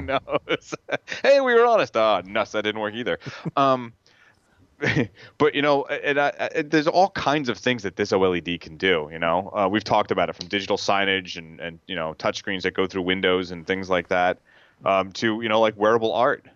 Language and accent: English; the Hamptons, New York, United States; I grew up in the Hamptons